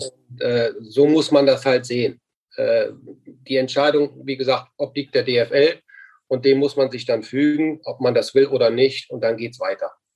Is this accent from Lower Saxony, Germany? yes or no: no; Mönchengladbach, North Rhine-Westphalia, Germany; moved away as an adult; also born or lived in China / Fürth; in meiner Heimatstadt Mönchengladbach, äh, wieder zu Hause angekommen